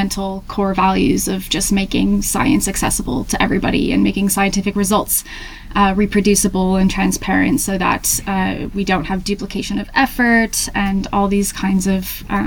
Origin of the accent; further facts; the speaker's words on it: Hampton, New Hampshire, United States; moved away as an adult; also born or lived in Tennessee; now in Manchester, United Kingdom; I'm originally from Hampton, New Hampshire in the US.